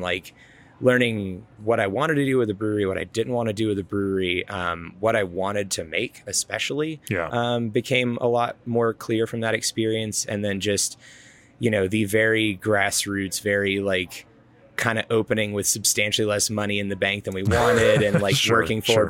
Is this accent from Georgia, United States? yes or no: yes; Georgia, United States; now in Colorado, United States; I grew up in Georgia